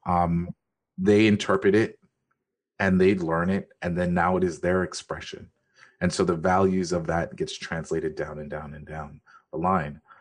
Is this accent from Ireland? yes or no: no; Jamaica; I am Jamaican